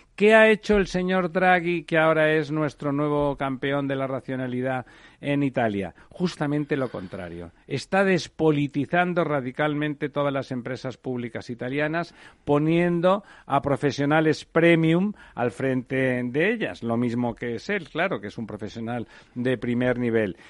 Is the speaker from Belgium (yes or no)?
no; Catalonia, Spain; yo soy catalán